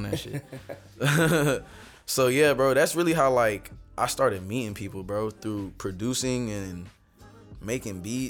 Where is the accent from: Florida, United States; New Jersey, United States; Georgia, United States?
Florida, United States; Palm Beach; I'm from Palm Beach, South Florida. I grew up here.